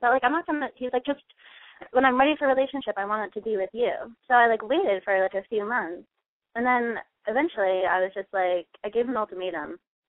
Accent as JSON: {"language": "English", "region": "Massachusetts", "country": "United States", "said": "I'm 20 and from Massachusetts."}